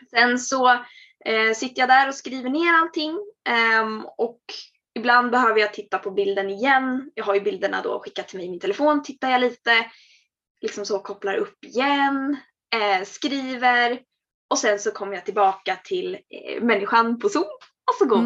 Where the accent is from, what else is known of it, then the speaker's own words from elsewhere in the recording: Örebro, Örebro County, Sweden; moved away as an adult; also born or lived in Norrköping; Vi hade flyttat hemifrån. Vi hade flyttat från Örebro till, till Norrköping.